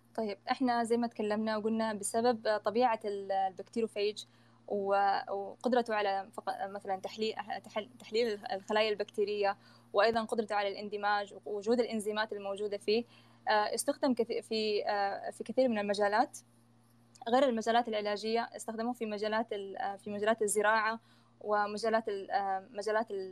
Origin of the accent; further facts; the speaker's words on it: Saudi Arabia; عندنا في السعوديه